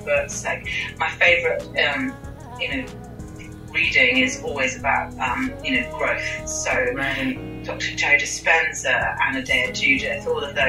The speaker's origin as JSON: {"language": "English", "country": "United Kingdom", "accent": "British", "said": "I'm from the UK, unless you couldn't tell from my accent. Very British"}